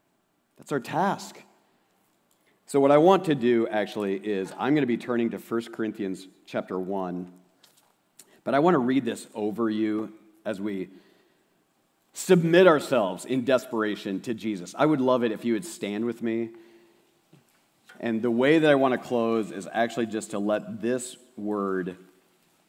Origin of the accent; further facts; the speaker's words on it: Osage, United States; I'm from Osage